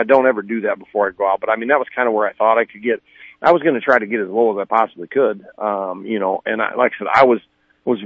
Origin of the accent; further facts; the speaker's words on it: Midwest, United States; growing up in the Midwest